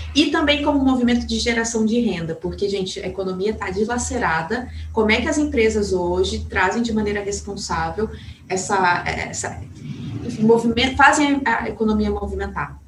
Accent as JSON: {"language": "Portuguese", "town": "São Gonçalo do Sapucaí", "region": "Minas Gerais", "country": "Brazil", "moved": "yes", "said": "eu venho de uma cidade do sul de Minas chamada São Gonçalo Sapucaí, é uma cidade super conservadora."}